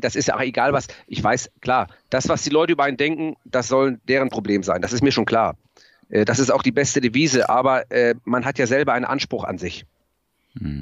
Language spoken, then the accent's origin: German; Germany; ich komme aus Mlandsberg